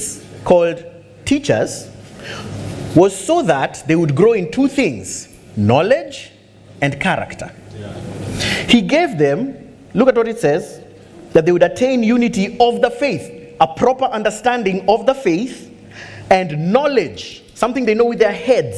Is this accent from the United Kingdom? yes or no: no; Kenya; I'm glad I'm a Kenyan